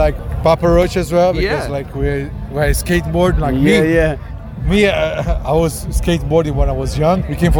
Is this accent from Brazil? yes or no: yes; Brazil; English is a second language